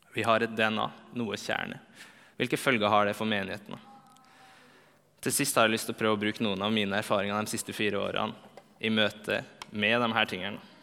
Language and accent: Norwegian; Trondheim, Trøndelag, Norway; moved away as an adult; also born or lived in Bergen; now in Oslo, Norway; det er fire år siden jeg flytta fra Trondheim